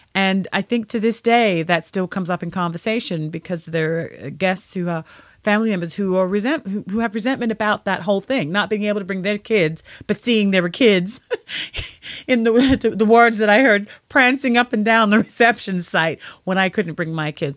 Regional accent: United Kingdom; now in United States; I'm originally from the United Kingdom, and being here in the U S

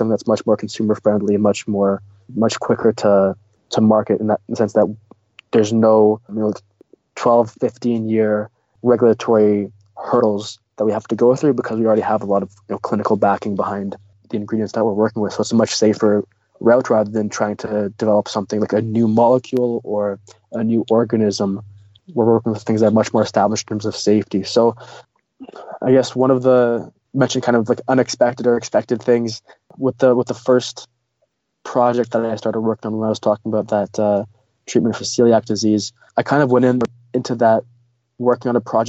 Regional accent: Russia; now in Canada; I mentioned that we came from Russia, so I'm an immigrant in Canada.

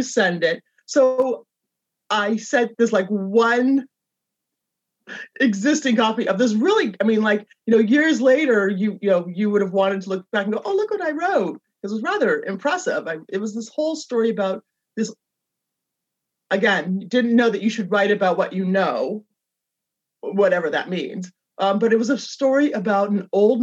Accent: Berkeley, California, United States; moved away as an adult; also born or lived in Los Angeles; I consider Berkeley my hometown. I lived in Los Angeles, though, for a number of years, for probably half of my life, but I'm from Berkeley, and now I'm back in Berkeley

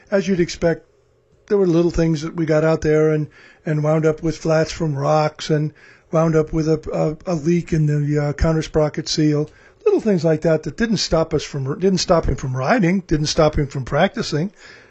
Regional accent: Arkansas, United States; moved away; before I moved here from Arkansas, we had these things called national forests with lots of trees and hills, something we don't have in North Texas.

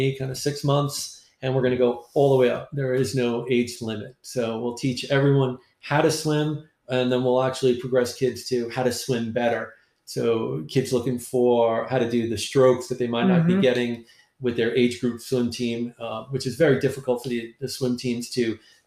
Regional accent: New York, United States; moved away; I'm from New York

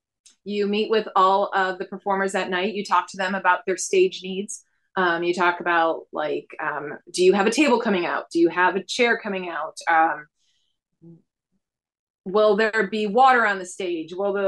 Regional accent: Buffalo, New York, United States; Buffalo, New York.

